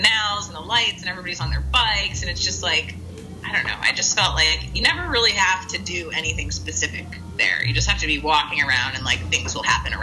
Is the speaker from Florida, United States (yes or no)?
yes; South Florida, United States; moved away; I grew up in South Florida